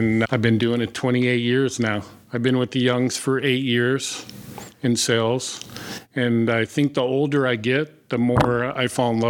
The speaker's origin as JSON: {"language": "English", "town": "Eugene", "region": "Oregon", "country": "United States", "tie": "born or raised there", "also_born_or_lived": "Idaho", "moved": "as an adult", "lives_now": "Morgan, United States", "said": "I'm an Oregon kid. I grew up in Eugene, Oregon, played baseball for a junior college there, and then graduated."}